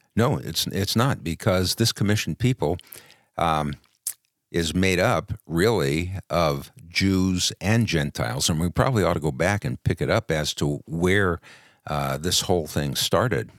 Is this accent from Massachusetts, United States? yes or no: no; New York City, New York, United States; I was born in Brooklyn.